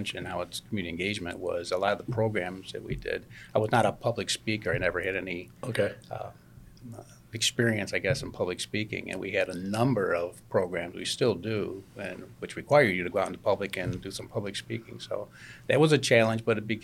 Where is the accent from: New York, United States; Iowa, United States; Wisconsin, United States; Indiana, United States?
New York, United States; Spencerport; I grew up in Spencerport, graduated Spencerport High School in 78